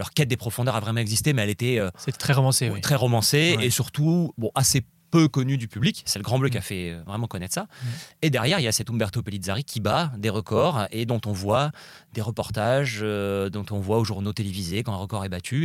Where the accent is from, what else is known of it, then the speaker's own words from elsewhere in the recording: Nice, Provence-Alpes-Côte d'Azur, France; j'habite à Nice, je suis né à Nice, j'ai grandi là-bas